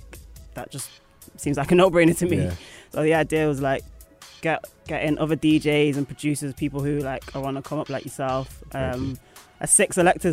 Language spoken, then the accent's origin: English; Manchester, North West England, United Kingdom; moved away; I'm from Manchester